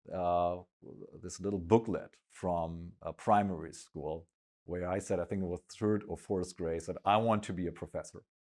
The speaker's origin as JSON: {"language": "English", "region": "Schleswig-Holstein", "country": "Germany", "tie": "born or raised there", "said": "I grew up in a very small village, uh, all the way up in the north, uh, in Germany, in Schleswig-Holstein"}